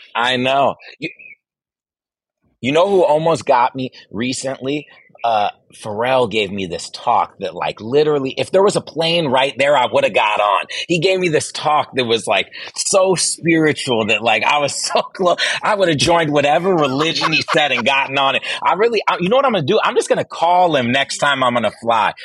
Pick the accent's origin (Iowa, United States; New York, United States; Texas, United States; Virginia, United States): Virginia, United States; I grew up in Virginia